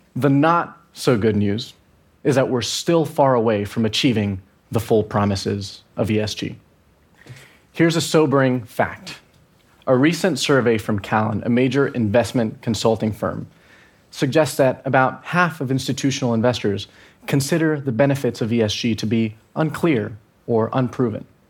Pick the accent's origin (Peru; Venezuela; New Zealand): Venezuela; I'm from Venezuela